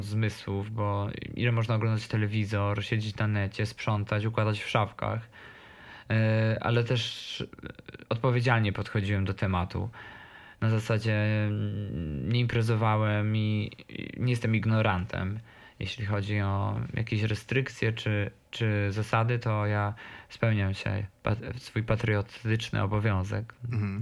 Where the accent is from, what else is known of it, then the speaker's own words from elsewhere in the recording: Podkarpacie, Rzeszów, Subcarpathian Voivodeship, Poland; now in Warsaw, Poland; jestem z małej miejscowości i z Podkarpacia i promuję ten region jak mogę